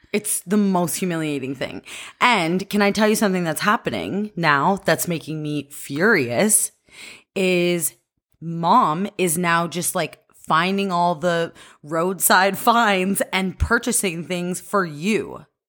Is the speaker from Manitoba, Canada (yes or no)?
no; Cambridge, Ontario, Canada; I'm from Cambridge, Ontario